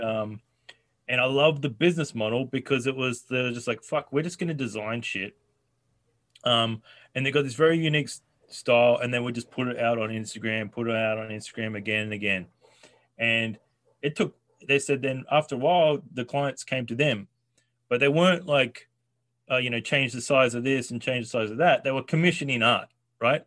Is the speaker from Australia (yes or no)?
yes; Australia; I'm Australian